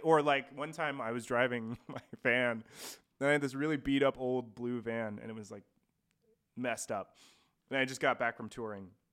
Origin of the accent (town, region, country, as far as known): Post Falls, Idaho, United States; born or raised there; also born or lived in Coeur d'Alene, Idaho; now in Spokane, United States